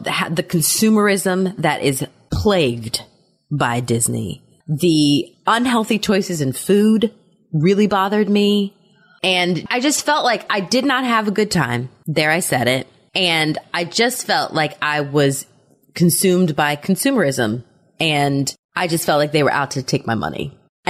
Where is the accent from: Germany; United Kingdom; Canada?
Germany; I did not have that because I grew up in Germany.